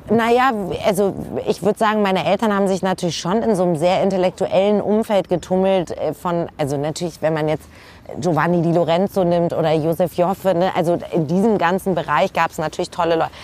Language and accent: German; Hamburg, Germany; ich komme ja aus Hamburg